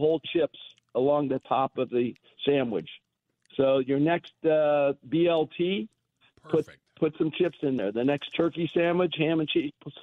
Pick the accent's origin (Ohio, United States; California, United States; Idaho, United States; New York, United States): Ohio, United States; Cincinnati; moved away; I come from Cincinnati. I'm a Ohio Buckeye